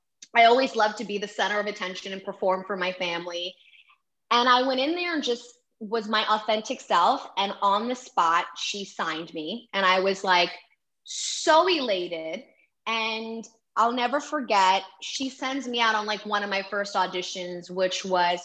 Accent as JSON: {"language": "English", "town": "New York City", "region": "New York", "country": "United States", "accent": "New York", "moved": "yes", "lives_now": "California, United States", "said": "I'm originally from Manhattan, New York"}